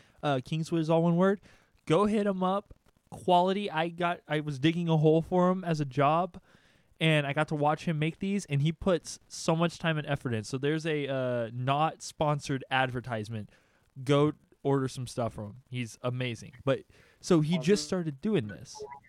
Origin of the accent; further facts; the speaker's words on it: Austin, Texas, United States; Oh, I'm from Austin.